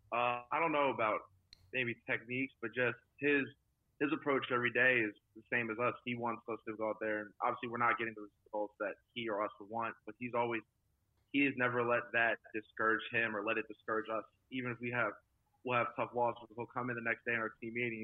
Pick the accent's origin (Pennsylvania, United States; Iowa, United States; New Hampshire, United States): Pennsylvania, United States; West Chester; moved away as an adult; also born or lived in Oxford, Ohio; now in Jacksonville, United States; my hometown. We have, we have a college, Westchester University it's like connected to the town